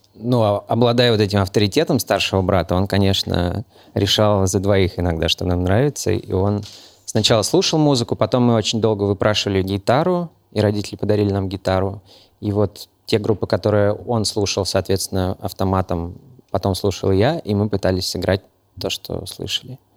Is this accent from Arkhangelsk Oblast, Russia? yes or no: no; Moscow, Russia; also born or lived in Novosibirsk; Я родился, правда, в Новосибирске, но когда мне было, по-моему, 6 месяцев, меня привезли в Москву. И все, я больше нигде никогда не был.